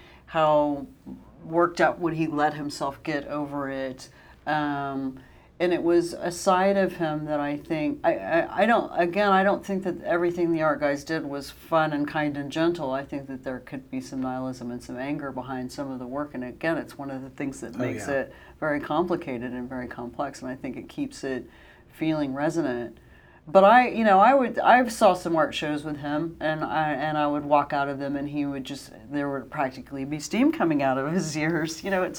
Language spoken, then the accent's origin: English; Dallas, Texas, United States; I've been based here for a few months now, and granted, I come from Dallas, and there are a lot of similarities between the two cities